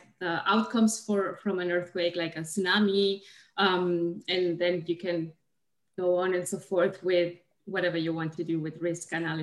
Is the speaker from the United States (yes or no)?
no; Chile; moved away as an adult; also born or lived in Germany; now in Canada; I'm originally from Chile, in South America